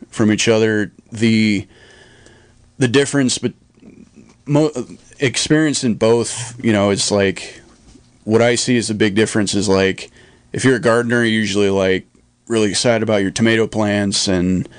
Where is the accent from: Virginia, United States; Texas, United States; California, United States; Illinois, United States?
California, United States; Ukiah; also born or lived in Lake County, California; I grew up in Ukiah, you know, in town.